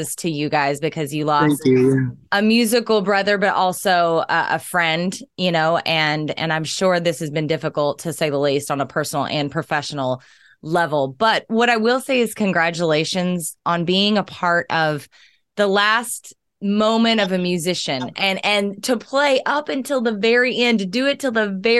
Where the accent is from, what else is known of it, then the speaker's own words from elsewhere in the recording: Southern Oklahoma, United States; I was raised on blues and jazz and country because I'm from Southern Oklahoma